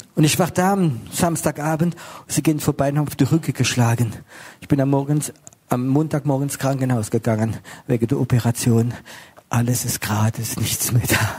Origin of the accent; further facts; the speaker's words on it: Strasbourg, Grand Est, France; now in Germany; bin Franzose, ich bin in Straßburg geboren, ich bin jetzt in Deutschland